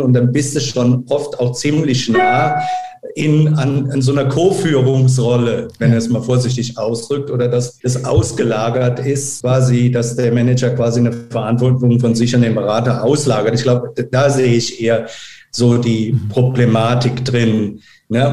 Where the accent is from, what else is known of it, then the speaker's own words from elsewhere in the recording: Germany; auch als Deutscher